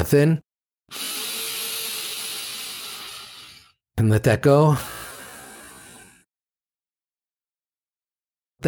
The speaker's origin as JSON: {"language": "English", "region": "New York", "country": "United States", "said": "I'm from New York"}